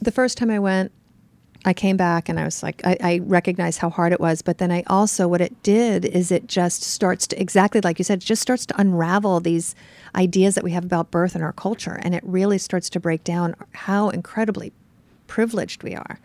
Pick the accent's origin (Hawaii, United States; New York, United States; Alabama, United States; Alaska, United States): New York, United States; New York City; I'm from New York, so I'm used to, like, urban New York City crowded